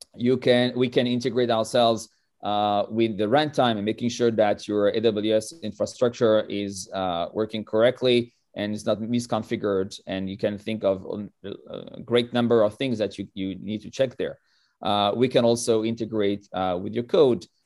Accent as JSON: {"language": "English", "country": "France", "tie": "born or raised there", "moved": "as an adult", "lives_now": "Israel", "said": "I was born in France most, uh, forty-four years ago"}